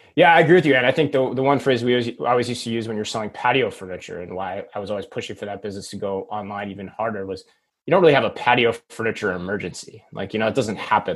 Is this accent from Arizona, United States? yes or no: yes; Phoenix, Arizona, United States; my hometown of phoenix arizona